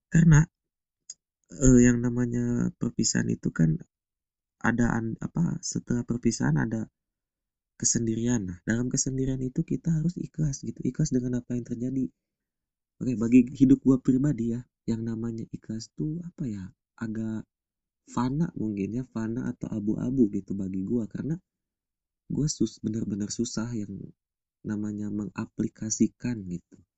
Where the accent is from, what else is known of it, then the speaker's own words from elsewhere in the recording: Subang, West Java, Indonesia; di rumah gua yang di Subang di kampung halaman gua